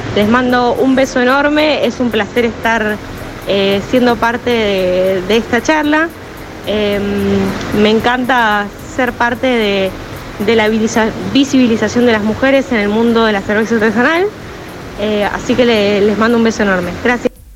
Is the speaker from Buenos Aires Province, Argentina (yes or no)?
no; San Carlos de Bariloche, Río Negro, Argentina; moved away as an adult; now in Buenos Aires, Argentina; Nací y estudié en San Carlos de Bariloche